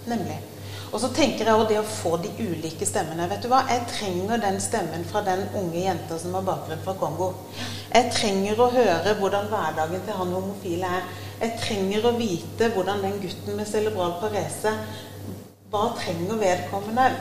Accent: Agder, Norway; Men da må de òg tåle at jeg er kristen fra Sørlandet.

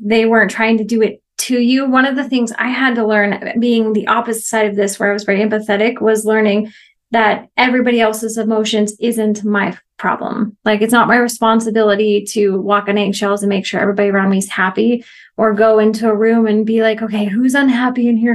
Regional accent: Oregon, United States; moved away as an adult; also born or lived in Missouri; now in Mexico; I was born and raised in Oregon

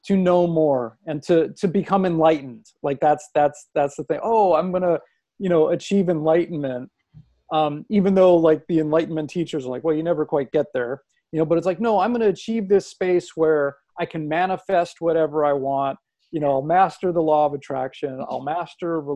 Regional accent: Los Angeles, California, United States; growing up in Los Angeles

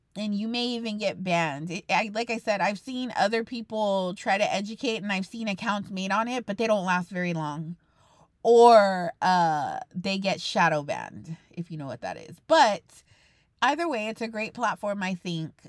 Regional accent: Texas, United States; I'm a Texan

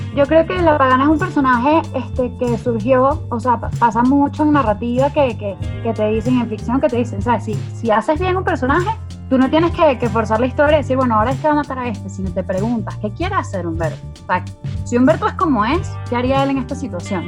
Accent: Venezuela; moved away as an adult; also born or lived in Caracas; now in Mexico; Armando y, yo nos, nos fuimos de Venezuela

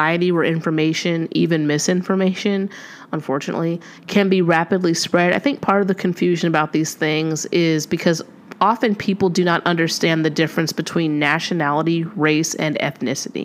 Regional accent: United States; my nationality is American because I was born in the United States

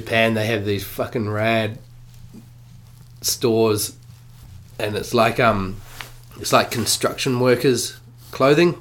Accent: Auckland, New Zealand; when I was growing up in Auckland

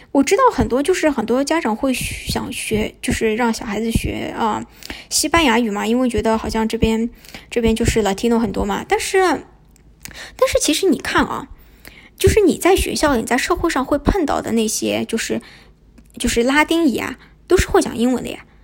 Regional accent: Shanghai, China; moved away as an adult; also born or lived in Shunde, Guangdong; 我对上海文化，我对我自己做上海人感到非常，非常的骄傲，我也非常热爱上海

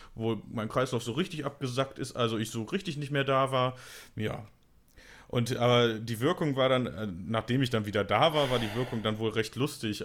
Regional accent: Bonn, North Rhine-Westphalia, Germany; in Bonn, wo, in meiner Heimatstadt

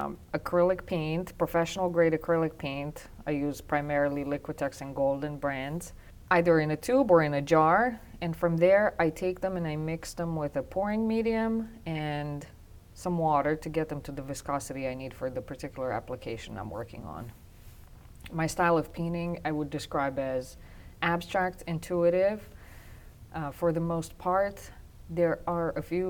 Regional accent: Transylvania, Romania; English is a second language; moved away as an adult; now in New Jersey, United States; I am Romanian. I was born and raised in Transylvania, Romania, and I came to the United States 18 years ago with my husband.

